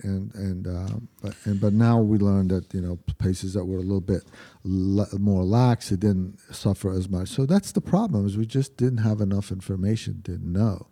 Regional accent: Lebanon; now in United States; my hometown, in, in Lebanon

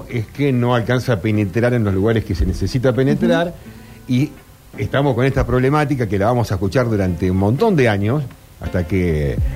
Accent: Esperanza, Santa Fe, Argentina; yo vengo de la ciudad de Esperanza. Un poco verde.

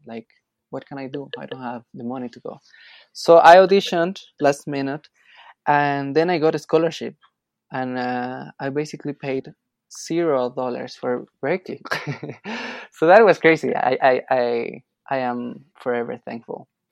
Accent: Quito, Pichincha, Ecuador; I'm from Quito, Ecuador, and my mom is Colombian.

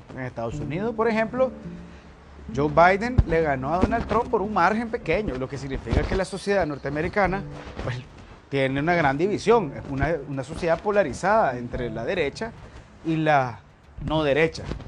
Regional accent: Nicaragua; lo que somos, nicaragüenses

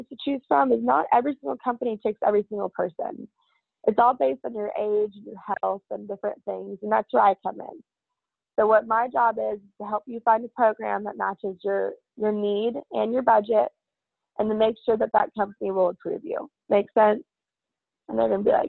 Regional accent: Texas, United States; also born or lived in Fairfax; I wasn't born here, but I've been in Texas almost my whole life. I was born in Fairfax.

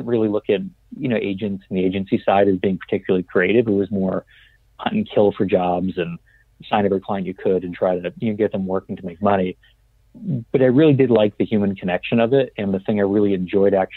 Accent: New England, United States; moved away as an adult; also born or lived in New Orleans; growing up in New England

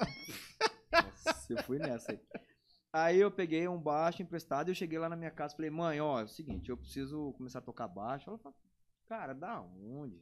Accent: Brazil; no bairro que eu nasci, fui criado, morei

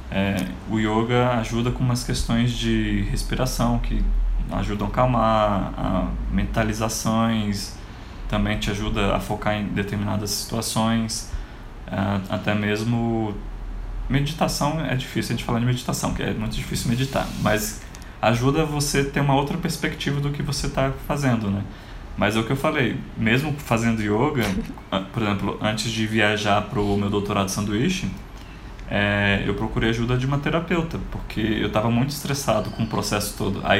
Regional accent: Brasília, Federal District, Brazil; como eu sou de Brasília, apesar de ter morado em vários outros cantos, a minha família é toda daqui.

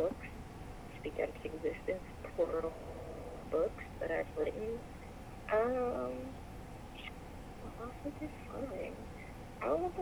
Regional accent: Midwest, United States; I'm from the Midwest

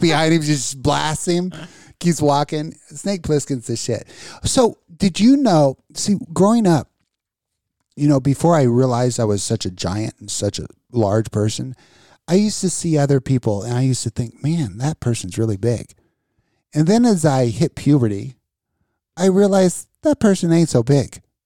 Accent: Las Vegas, Nevada, United States; now in Danville, United States; I grew up in Vegas

